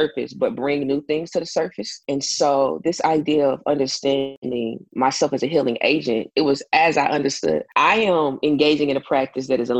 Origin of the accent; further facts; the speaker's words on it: Tulsa, Oklahoma, United States; from Tulsa, Oklahoma